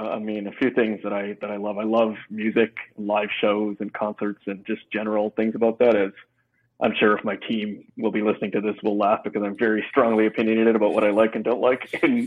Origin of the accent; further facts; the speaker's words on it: Vancouver, British Columbia, Canada; also born or lived in Toronto; I was born and raised in Vancouver in Canada. I graduated from UBC out in the province of BC, and spent the first part of my career working in Toronto for Procter & Gamble, then moved back